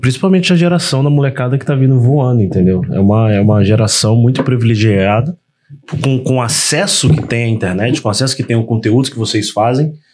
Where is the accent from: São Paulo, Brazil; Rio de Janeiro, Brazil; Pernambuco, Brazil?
Rio de Janeiro, Brazil; Volta Redonda; moved away as an adult; eu sou do interior do Rio, sou de Volta Redonda, mas comecei a vir traba trabalhando muito no Rio